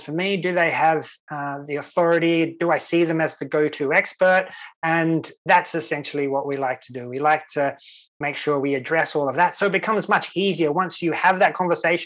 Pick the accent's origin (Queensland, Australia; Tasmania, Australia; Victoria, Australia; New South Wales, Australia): New South Wales, Australia; Sydney; now in Sweden; the local weatherman that I grew up with in Australia, in Sydney